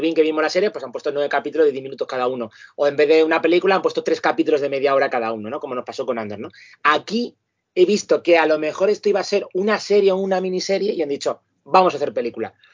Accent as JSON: {"language": "Spanish", "town": "Madrid", "region": "Community of Madrid", "country": "Spain", "moved": "yes", "lives_now": "Parla, Spain", "said": "los que somos de Carabanchel Alto, para nosotros es normal. Ahora mismo que yo estoy en Parlin"}